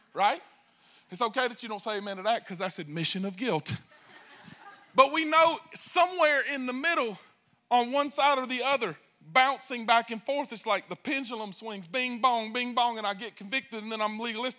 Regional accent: United States; I'm American

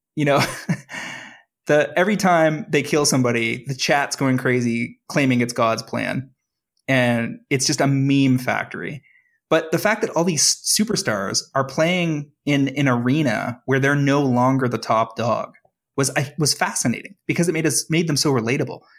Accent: Toronto, Ontario, Canada; I'm from Toronto

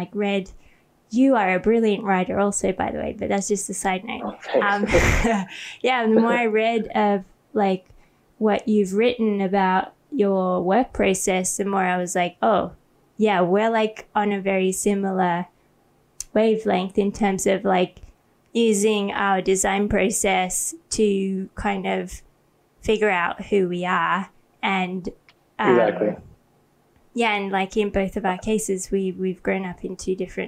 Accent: Australia; moved away as an adult; also born or lived in Sydney, Australia; now in Thailand; then I moved to Australia

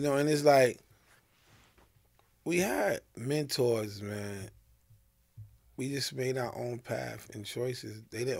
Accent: New York City, New York, United States; growing up in Brownsville.

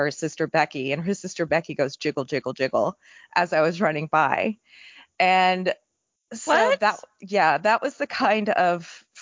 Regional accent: Texas, United States; also born or lived in California; like I grew up in Texas and um, also Northern California, there weren't a lot of members when I was growing up.

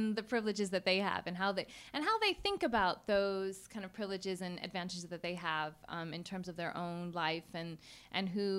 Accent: United States; I'm from the United States.

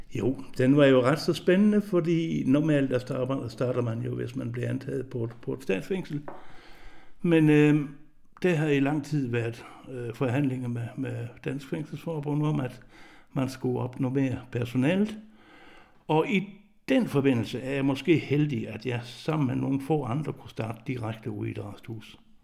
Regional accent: Southern Jutland, Southern Denmark, Denmark; moved away as an adult; jeg er jo født og opvokset i Sønderjylland

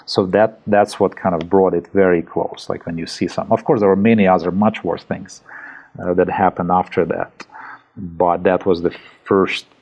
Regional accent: Ivano-Frankivsk, Ivano-Frankivsk Oblast, Ukraine; moved away as an adult; also born or lived in Kyiv, Ukraine; now in Switzerland; I'm originally from Western Ukraine, from a city called Ivano-Frankivsk

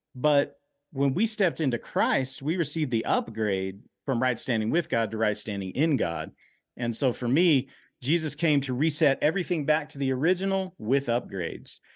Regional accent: Dallas, Texas, United States; I grew up in Oak Cliff.

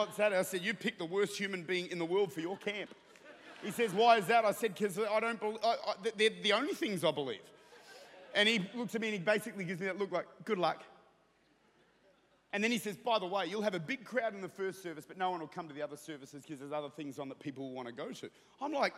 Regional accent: Australia; now in New Zealand; I'm Australian.

